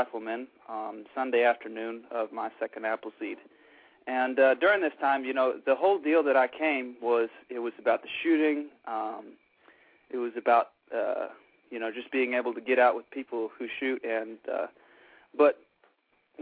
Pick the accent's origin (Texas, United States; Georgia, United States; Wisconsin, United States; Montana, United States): Texas, United States; Corpus Christi; I come from Nueces County around the Corpus Christi area of Texas